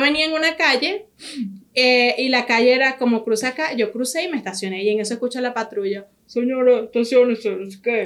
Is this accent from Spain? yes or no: no; Venezuela; somos nosotros los venezolanos